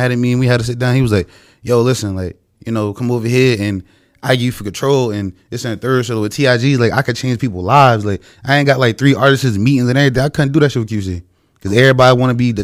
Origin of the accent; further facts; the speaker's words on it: New Jersey, United States; moved away as an adult; now in Atlanta, United States; I'm from Jersey